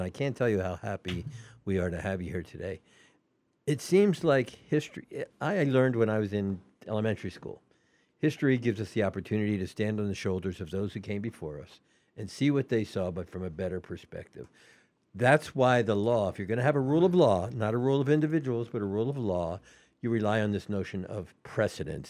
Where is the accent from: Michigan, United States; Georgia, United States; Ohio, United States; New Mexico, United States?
Georgia, United States; Atlanta; moved away; I was raised in Atlanta